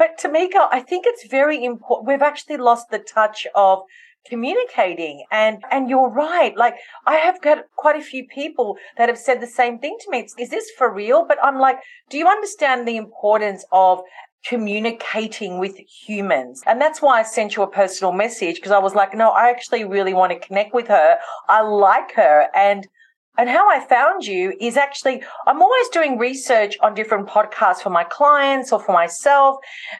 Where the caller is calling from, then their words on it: Melbourne, Victoria, Australia; I'm tuning in from Melbourne in Australia, hence the different accent.